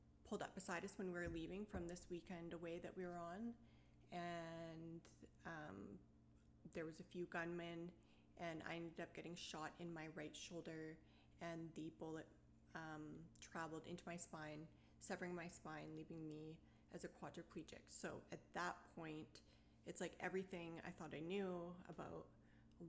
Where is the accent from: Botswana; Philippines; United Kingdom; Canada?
Canada; Maple Ridge, British Columbia; I was born and raised in Maple Ridge.